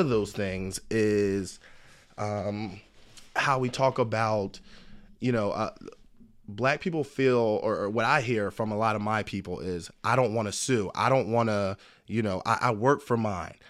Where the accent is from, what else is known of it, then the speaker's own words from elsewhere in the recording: Philadelphia, Pennsylvania, United States; I was born in Philadelphia, single mom, but a great family.